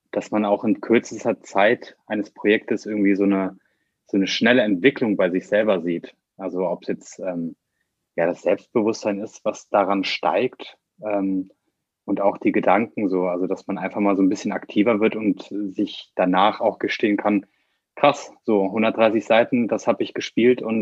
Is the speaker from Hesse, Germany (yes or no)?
no; Bornheim, North Rhine-Westphalia, Germany; Ich bin 24 Jahre alt und ich komme aus Bornheim